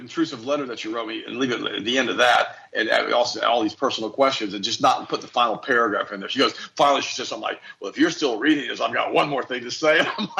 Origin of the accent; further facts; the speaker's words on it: Polk County, Florida, United States; I'm from Polk County. Grady Judd boys. And I said, we all carry guns in Polk County.